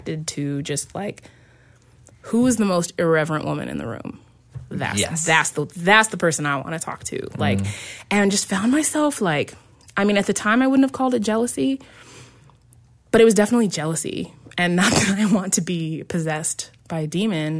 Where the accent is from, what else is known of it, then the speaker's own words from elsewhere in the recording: Central Illinois, United States; moved away; I was from Central Illinois